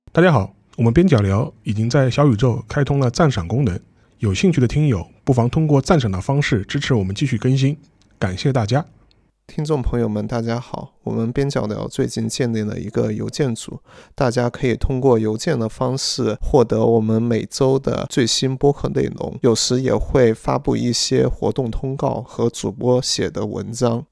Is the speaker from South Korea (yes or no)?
no; central China, China; moved away; 就刚刚讲的是个很穷的一个省里面一个很穷的市，但是更加精确一点是这个很穷的市里面一个比较偏的一个镇，也就是说我们还不是那个市的市中心出生的呢，我们是那个市，那个市里面的小镇上出生的人